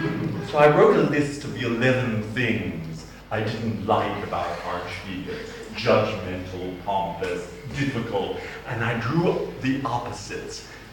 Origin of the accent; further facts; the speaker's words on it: Boston, Massachusetts, United States; accent: Bostonian; moved away; I am a Bostonian, so I have a Bostonian accent. I've got a funny accent